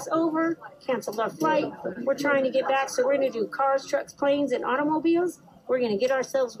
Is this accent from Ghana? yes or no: no; Cozumel, Quintana Roo, Mexico; I'm from Cozumel, Mexico